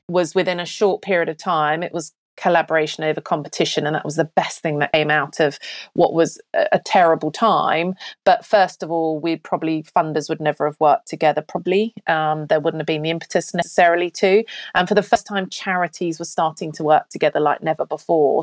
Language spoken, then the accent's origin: English; Australia; moved away as an adult; also born or lived in Cotswolds, England / Melbourne, Australia; now in United Kingdom; So I'm British-born, lived here till I was ten, and we emigrated to Australia. Then I came back at twenty-two.